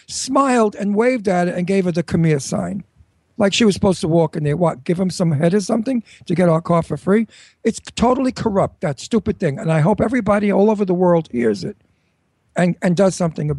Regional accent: New York, United States; So now I'm a New Yorker

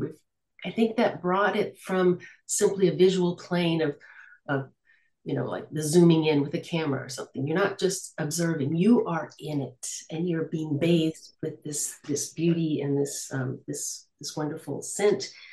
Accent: United States; now in Lille, France; I am American, but I live in France. I live in the north of France, in Lille

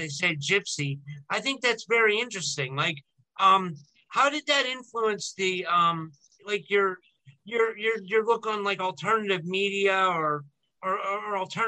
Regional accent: United States; even though I'm American, I have like a very Mediterranean culture

